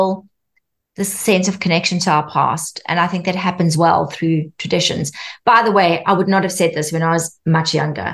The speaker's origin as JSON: {"language": "English", "country": "South Africa", "tie": "born or raised there", "said": "Growing up in South Africa"}